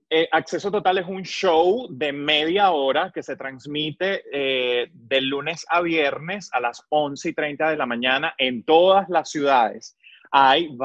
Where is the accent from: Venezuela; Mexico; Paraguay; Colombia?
Venezuela; Maracay, Aragua; moved away as an adult; now in United States; yo orgullosamente maracayero, donde quiera que yo llegue, digo que soy de Venezuela, que soy del estado Aragua